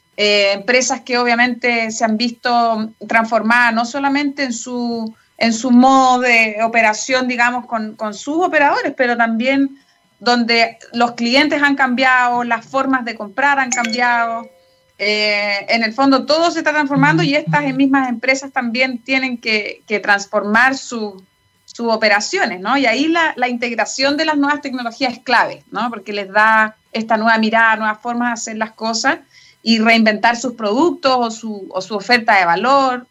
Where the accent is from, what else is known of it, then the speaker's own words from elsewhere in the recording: Chile; moved away as an adult; also born or lived in United States; Yo me fui a los 21 años de Chile, de hecho, me estuve casi 18 años fuera de Chile